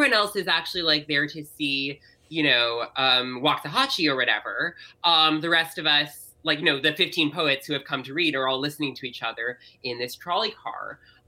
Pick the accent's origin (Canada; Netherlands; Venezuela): Canada; moved away; I am from Canada, okay. Although I no longer live there